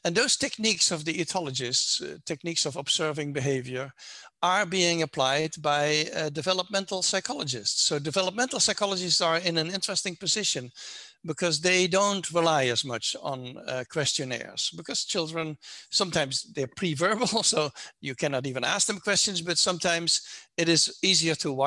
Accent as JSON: {"language": "English", "country": "Netherlands", "moved": "yes", "lives_now": "United States", "said": "I'm not American, I'm from the Netherlands"}